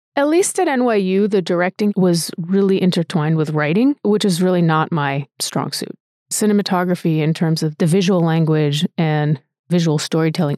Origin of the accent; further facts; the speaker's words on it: Rhode Island, United States; moved away as an adult; also born or lived in New York; I grew up in Rhode Island